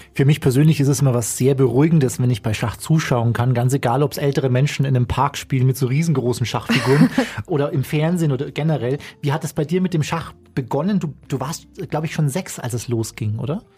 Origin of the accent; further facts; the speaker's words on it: Bavaria, Germany; ich komme aus Bayern, ich komme vom Land